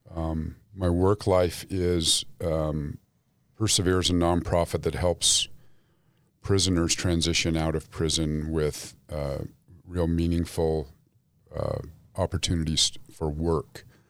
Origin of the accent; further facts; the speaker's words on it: Salt Lake City, Utah, United States; Grew up Jewish in Salt Lake City